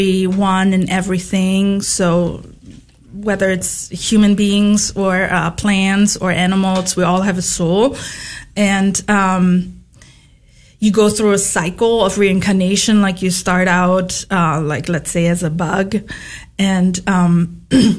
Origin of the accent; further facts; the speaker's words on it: Berlin, Germany; moved away; I grew up in Berlin, so a city girl